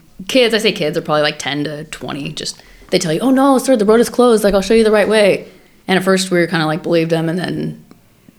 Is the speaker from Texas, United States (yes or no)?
no; Oak Park, California, United States; moved away; I grew up in Southern California